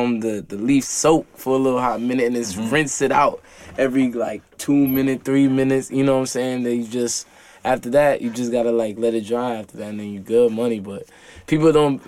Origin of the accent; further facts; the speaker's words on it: New York City, New York, United States; I'm from Flatbush Parkside, Brooklyn born and raised. I'm 20 now